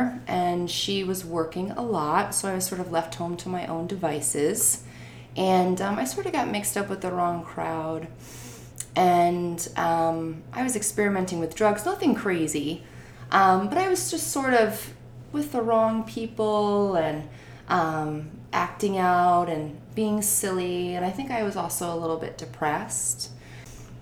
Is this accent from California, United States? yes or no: no; Naugatuck, Connecticut, United States; we lived in my hometown of Naugatuck at the time